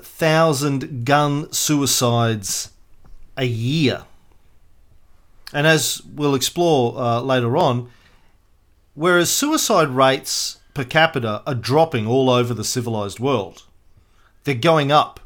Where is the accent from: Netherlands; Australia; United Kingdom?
Australia; Do you need to explain that you're an American and I'm an Australian?